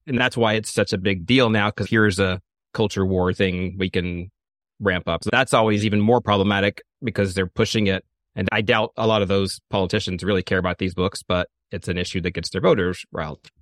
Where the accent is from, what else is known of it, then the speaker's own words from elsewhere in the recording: the South, United States; I grew up in the South